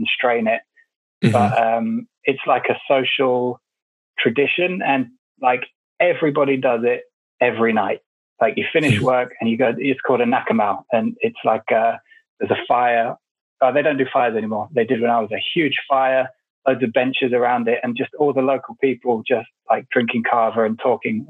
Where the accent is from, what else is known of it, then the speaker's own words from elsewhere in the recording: England, United Kingdom; also born or lived in Vanuatu; I was born in England and then quickly went back to Vanuatu. I actually spent the first year of my life there. And then my parents split up, I guess. And then I grew up in England